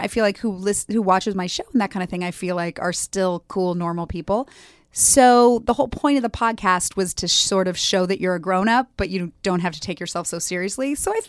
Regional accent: Los Angeles, California, United States; But I grew up in LA.

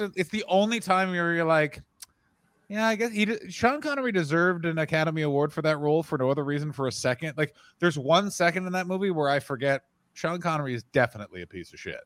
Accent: Ottawa, Ontario, Canada; moved away; I grew up in Ottawa

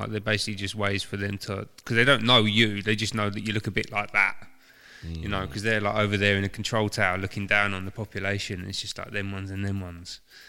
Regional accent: England, United Kingdom; I love being English. I don't really see myself as British.

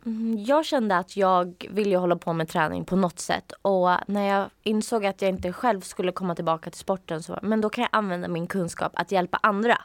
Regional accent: outside Uppsala, Uppsala County, Sweden; jag växte upp utanför Uppsala

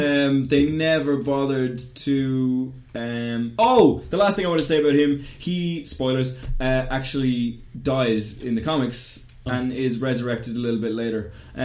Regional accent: Ireland; because we're Irish

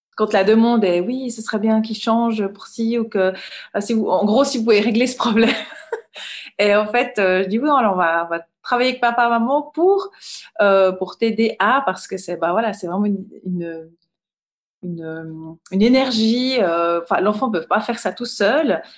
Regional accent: Rolle, Vaud, Switzerland; je viens de Rôle. C'est une petite ville, euh, village au bord du lac Léman, entre, euh, Lausanne et Genève. Et, bah, j'ai grandi là

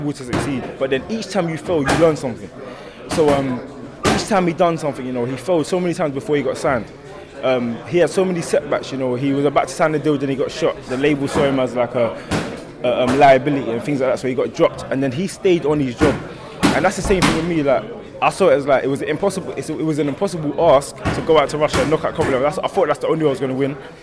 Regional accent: England, United Kingdom; I'm from England.

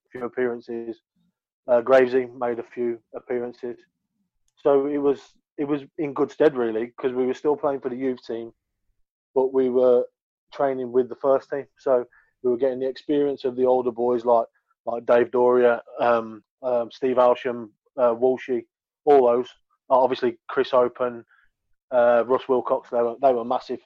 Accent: Birmingham, West Midlands, United Kingdom; accent: thick Brummie; my thick Brummie accent

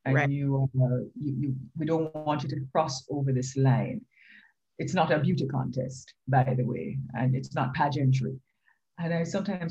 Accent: Retreat, Saint Mary, Jamaica; I grew up in St. Mary, in a place called Retreat St. Mary, because my father became a farmer

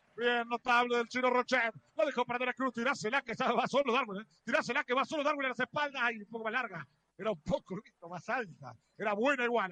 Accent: Uruguay; soy uruguayo. Yo soy muy fanático de Uruguay

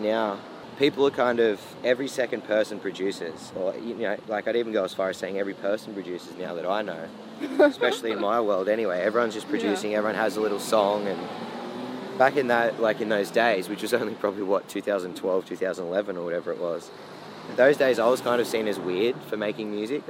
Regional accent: Ulladulla, New South Wales, Australia; Ulladulla, my hometown

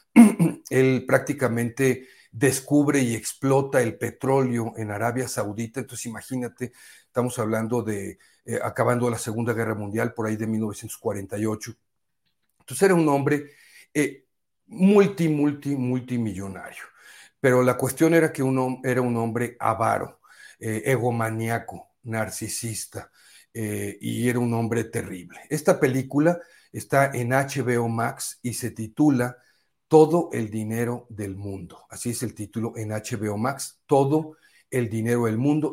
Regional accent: Poza Rica, Veracruz, Mexico; moved away; fui a mi tierra, allá a Poza Rica, Veracruz

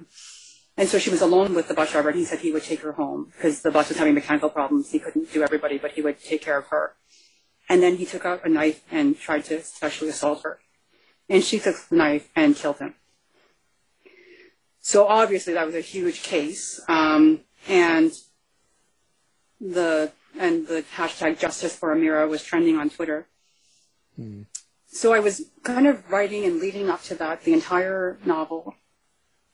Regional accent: Canada; I'm from Canada.

